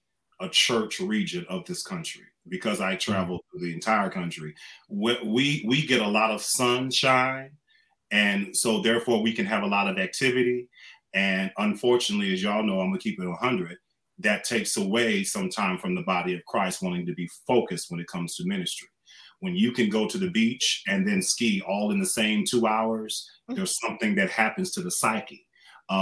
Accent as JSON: {"language": "English", "area": "Orange County", "region": "Southern California", "country": "United States", "tie": "born or raised there", "also_born_or_lived": "Los Angeles, United States", "moved": "as an adult", "lives_now": "Las Vegas, United States", "said": "I'm a new resident of Las Vegas. I live in Summerlin. I'm from Southern California, from Orange County. I grew up near the beach. And so I'm probably the only Black beach bum in Orange County. And I'm a Cali dude."}